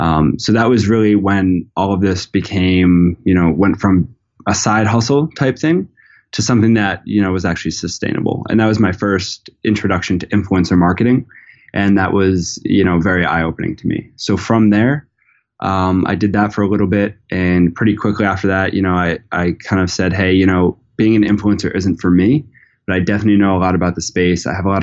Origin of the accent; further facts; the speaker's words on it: Narragansett, Rhode Island, United States; I'm from Narragansett, Rhode Island, which is, you know, a small town in the smallest state.